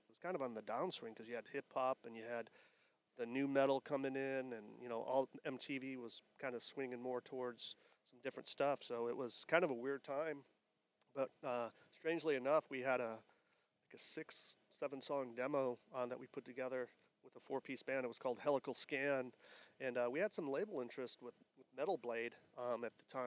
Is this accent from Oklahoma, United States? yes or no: no; Maumee, Ohio, United States; moved away as an adult; now in Phoenix, United States; I was born and raised in Maumee, Ohio. It's a suburb of Toledo, Ohio